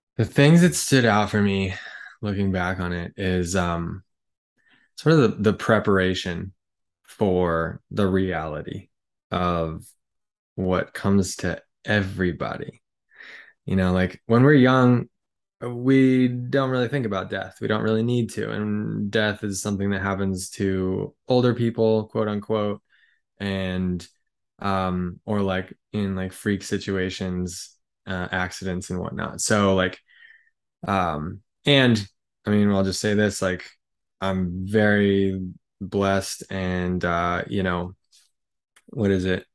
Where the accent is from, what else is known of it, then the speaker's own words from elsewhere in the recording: United States; as an American